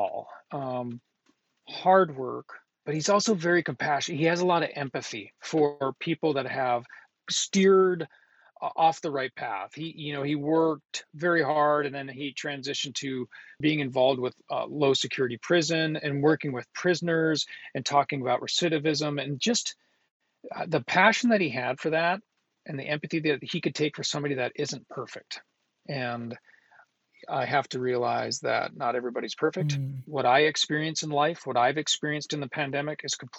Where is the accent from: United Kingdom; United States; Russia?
United States; Duluth, Minnesota; I'm from Northern Minnesota